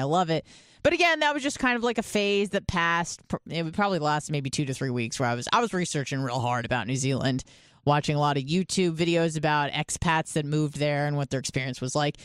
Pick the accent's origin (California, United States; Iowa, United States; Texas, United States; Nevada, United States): California, United States; Southern; moved away as an adult; also born or lived in Australia; I grew up in Southern California.